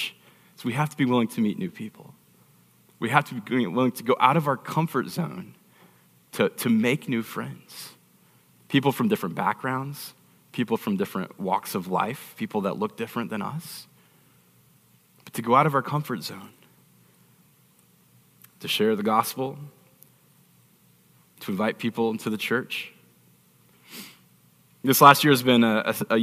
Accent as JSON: {"language": "English", "town": "Phoenix", "region": "Arizona", "country": "United States", "tie": "born or raised there", "also_born_or_lived": "Texas", "said": "From Phoenix, grew up here, had a pretty nice life growing up in Paradise Valley Village."}